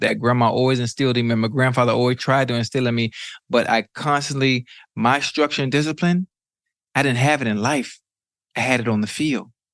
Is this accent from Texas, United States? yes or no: no; Miami, Florida, United States; I'm from Miami. I'm from Liberty City